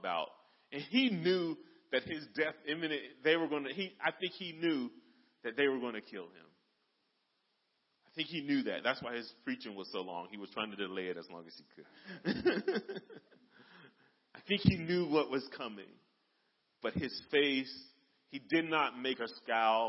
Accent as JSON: {"language": "English", "country": "United States", "said": "as American Christians"}